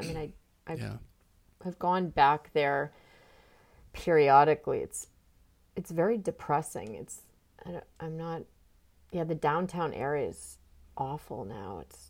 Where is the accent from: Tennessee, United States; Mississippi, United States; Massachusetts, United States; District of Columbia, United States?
Massachusetts, United States; Foxborough; moved away as an adult; also born or lived in Durango, Colorado / Green Bay, Wisconsin / New York; I was born in Durango, Colorado, and then we moved to Green Bay, Wisconsin for a little while, and then we moved to Foxborough, Massachusetts, where I started second grade. So I lived in Foxborough, Massachusetts from second grade until... I graduated from high school there.